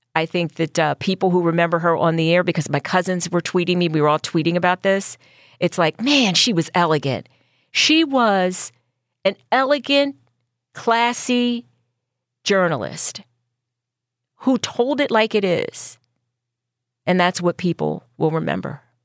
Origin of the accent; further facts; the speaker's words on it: Philadelphia, Pennsylvania, United States; I grew up in North Philly